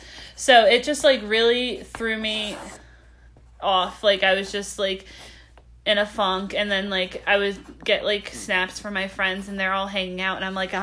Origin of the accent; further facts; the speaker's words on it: West Virginia, United States; I'm from West Virginia. I went to school in Morgantown. I went to WVU